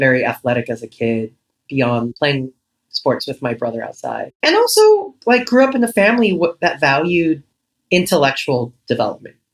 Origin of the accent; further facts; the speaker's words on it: Los Angeles, California, United States; born and raised in Echo Park, Los Angeles